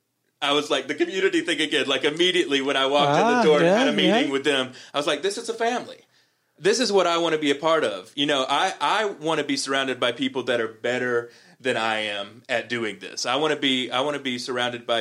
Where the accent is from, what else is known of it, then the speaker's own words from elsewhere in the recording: Columbus, Georgia, United States; moved away; I go back to Columbus, Georgia, my hometown